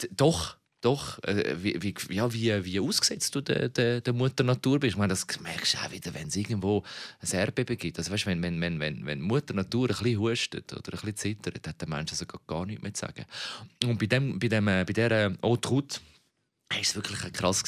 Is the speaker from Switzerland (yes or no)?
yes; Switzerland; wir Schweizer